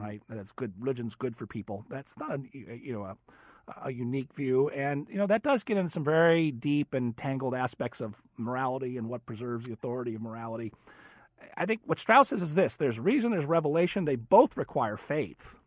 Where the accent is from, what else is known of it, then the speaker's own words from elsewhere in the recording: California, United States; moved away as an adult; I'm a Californian